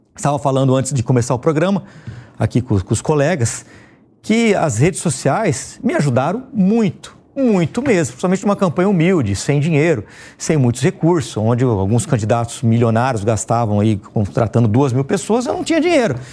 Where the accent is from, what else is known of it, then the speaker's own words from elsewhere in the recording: Ribeirão Preto, São Paulo, Brazil; eu me lembro lá na minha infância em Ribeirão Preto